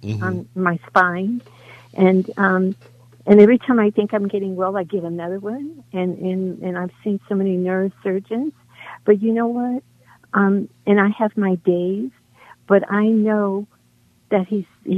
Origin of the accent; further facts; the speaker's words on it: New Orleans, Louisiana, United States; I'm from New Orleans, and I'm Creole, and we were united